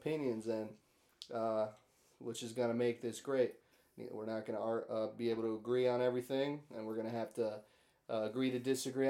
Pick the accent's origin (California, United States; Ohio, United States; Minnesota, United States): Minnesota, United States; Again, Tony pretty much said it all right, kind of where we came from, Midwest boys. I rep, sadly, all Minnesota sports teams.